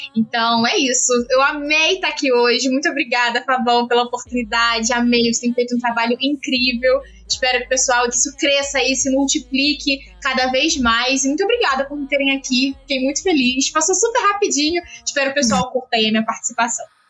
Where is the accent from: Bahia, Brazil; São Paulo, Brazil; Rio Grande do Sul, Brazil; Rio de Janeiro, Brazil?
Rio de Janeiro, Brazil; a gente é da Zona Norte